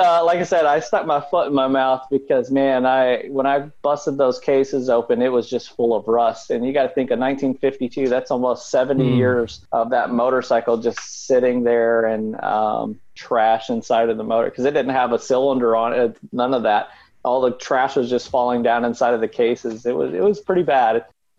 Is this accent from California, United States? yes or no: no; Tennessee, United States; I grew up right on the Tennessee-Alabama state line. I was about 2 miles into Tennessee, just north of Florence, Alabama, which pretty close to Columbia, between Columbia and Savannah, Tennessee, way down in the south there.